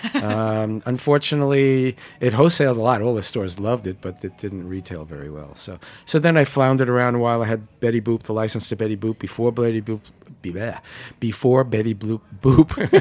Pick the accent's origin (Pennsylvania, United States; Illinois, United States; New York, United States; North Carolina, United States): New York, United States; New York City; I was born in Canarsie